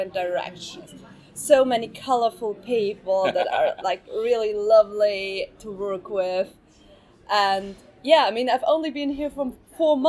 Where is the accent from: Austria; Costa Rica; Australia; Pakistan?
Austria; English is a second language; moved away as an adult; now in London, United Kingdom; I've never been outside of my country. I'm coming from Austria